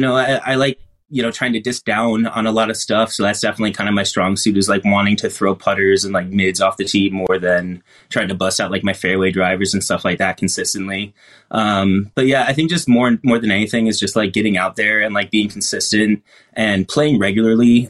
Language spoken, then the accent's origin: English; East Coast, United States; also born or lived in Buffalo area; now in Seattle, United States; naturally born and bred in the East Coast